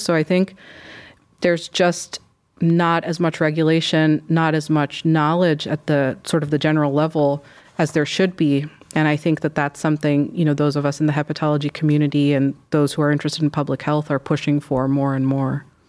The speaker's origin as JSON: {"language": "English", "region": "Michigan", "country": "United States", "also_born_or_lived": "Chicago", "moved": "as an adult", "lives_now": "Cleveland, United States", "said": "I'm from Michigan"}